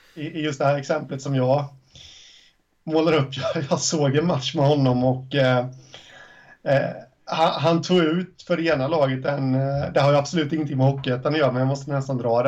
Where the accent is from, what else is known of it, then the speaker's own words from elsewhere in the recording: Småland, Sweden; jag är från Småland